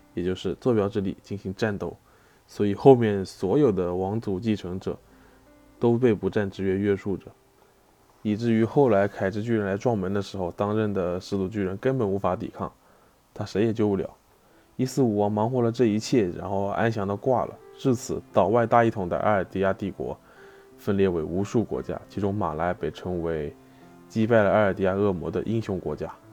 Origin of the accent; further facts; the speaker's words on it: Wenzhou, Zhejiang, China; 作为一个温州人